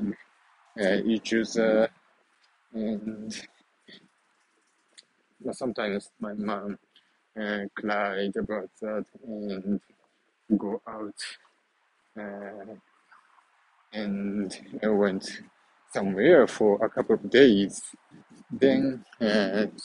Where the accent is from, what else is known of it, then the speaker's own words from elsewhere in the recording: central Japan, Japan; moved away; I was born in Japan and in the very small city, middle of Japan